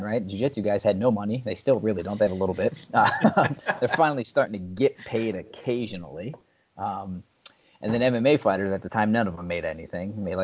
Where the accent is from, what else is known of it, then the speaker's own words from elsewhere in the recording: New Jersey, United States; I grew up in New Jersey